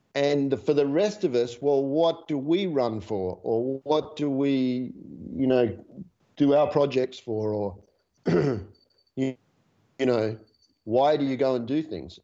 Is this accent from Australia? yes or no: yes; Australia; australians with our love of the olympics